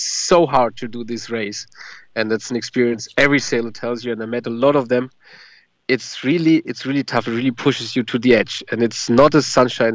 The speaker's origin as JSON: {"language": "English", "country": "Germany"}